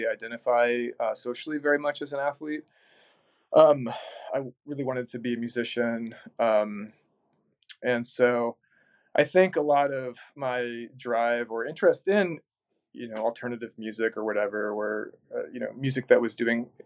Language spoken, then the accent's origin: English; San Antonio, Texas, United States; moved away as an adult; also born or lived in Lincoln, Nebraska; now in Omaha, United States; I'm from San Antonio, Texas.